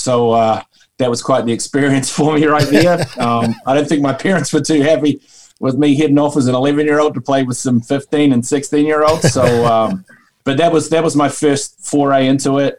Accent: Christchurch, Canterbury, New Zealand; Born and raised, Christchurch

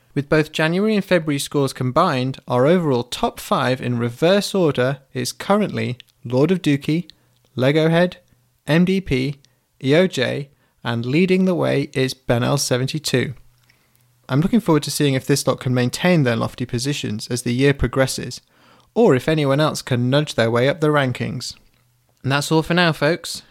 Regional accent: United Kingdom; I'm British

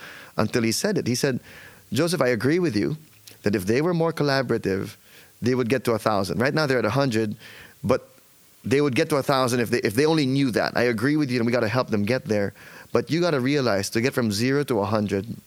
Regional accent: Philippines; now in United States; I'm Filipino.

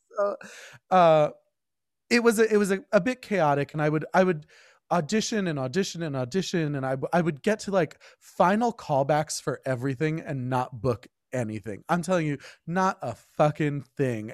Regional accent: Berkeley Heights, New Jersey, United States; I grew up in Berkeley Heights, I went to, I went through the schools there

